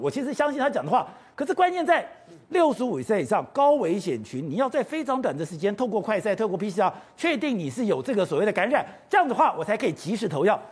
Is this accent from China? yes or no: no; Taipei, Taiwan; 我是个台北人